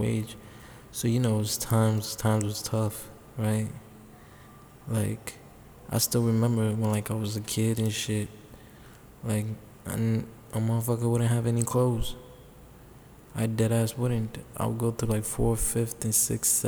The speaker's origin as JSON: {"language": "English", "town": "New York City", "region": "New York", "country": "United States", "tie": "born or raised there", "said": "I grew up in the Bronx"}